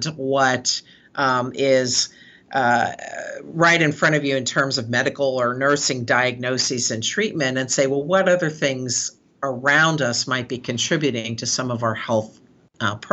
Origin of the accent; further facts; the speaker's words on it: San Francisco, California, United States; I'm born and raised in San Francisco. I'm a fifth generation San Franciscan